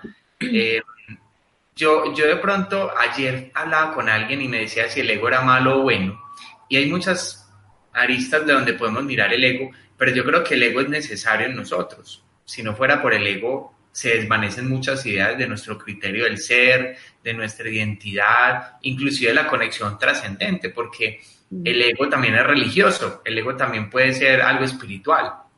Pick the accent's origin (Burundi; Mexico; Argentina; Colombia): Colombia; en mi país, en Colombia específicamente